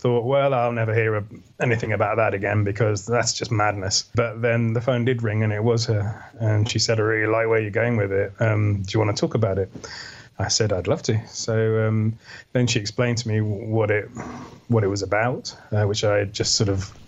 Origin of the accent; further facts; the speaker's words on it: Wales, United Kingdom; growing up in Wales in a little town